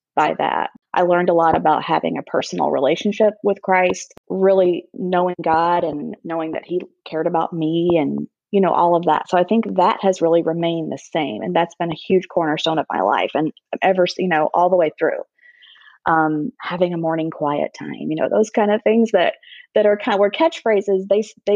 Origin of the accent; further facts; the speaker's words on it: Charleston, South Carolina, United States; moved away as an adult; now in Chicago, United States; growing up in Charleston, South Carolina